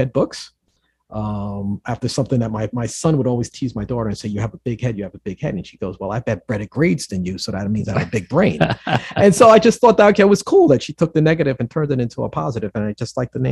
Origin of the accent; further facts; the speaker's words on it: New York City, New York, United States; growing up in the Bronx builds a sense of resiliency